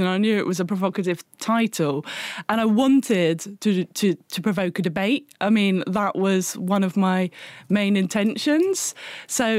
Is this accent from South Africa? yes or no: no; England, United Kingdom; moved away as an adult; now in Glasgow, United Kingdom